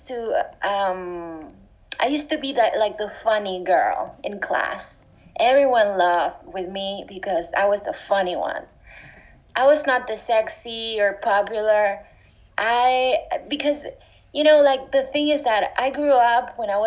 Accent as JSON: {"language": "English", "country": "Argentina", "tie": "born or raised there", "second_language": "English", "moved": "yes", "lives_now": "Barcelona, Spain", "said": "I'm from Argentina"}